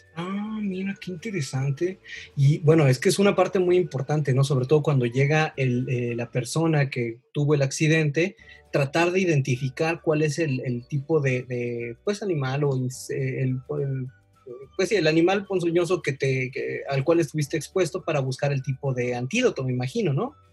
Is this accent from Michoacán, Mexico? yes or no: no; Veracruz, Mexico; also born or lived in Chihuahua; now in Mexico City, Mexico; soy de Veracruz, eh, tengo la oportunidad de vivir en Ciudad de México, también he vivido en, Chihuahua, viví tres años